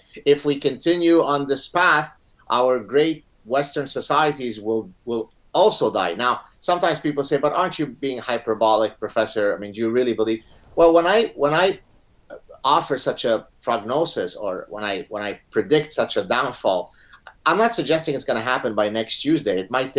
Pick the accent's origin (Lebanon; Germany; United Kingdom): Lebanon; born or raised there; first language Arabic; English is a second language; also born or lived in Montreal, Canada; now in Canada